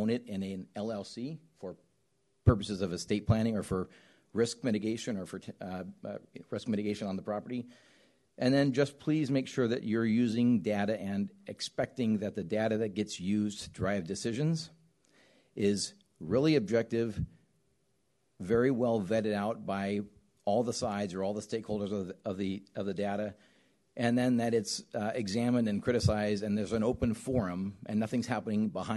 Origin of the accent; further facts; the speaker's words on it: Southern California, United States; I grew up in Southern California on the beach